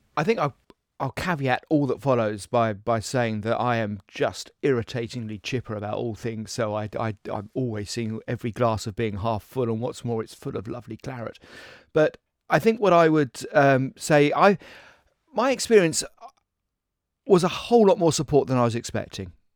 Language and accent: English; Essex, East of England, United Kingdom; moved away; I was raised in Essex